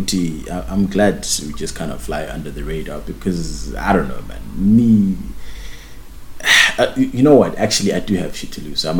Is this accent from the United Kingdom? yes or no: yes; United Kingdom; you know, I'm a British.